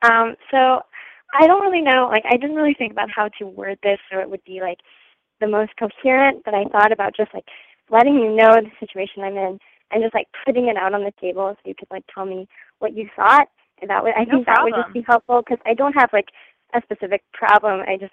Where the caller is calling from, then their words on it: New Mexico, United States; I'm 21 and I'm currently calling from New Mexico, but I was in France these past 6 months and I just got back to the U.S. like a couple weeks ago.